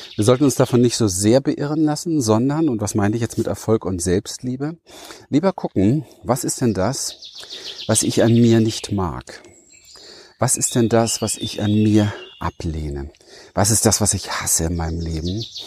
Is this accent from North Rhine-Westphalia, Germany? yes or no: no; Berlin, Germany; ich bin äh, ein Berliner Wedding-Hinterhofskind